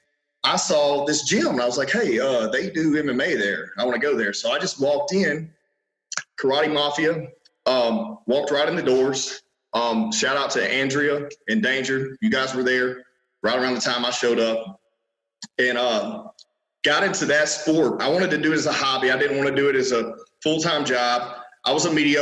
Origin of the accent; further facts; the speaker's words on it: Minden, Louisiana, United States; now in Shreveport, United States; I was born in Minden, Louisiana. This is North Louisiana. Right now I'm in Shreveport. So that's about 30 minutes east of here